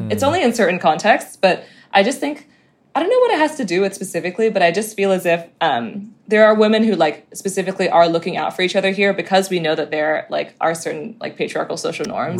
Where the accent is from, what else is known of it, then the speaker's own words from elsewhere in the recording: Hong Kong; I'm from Hong Kong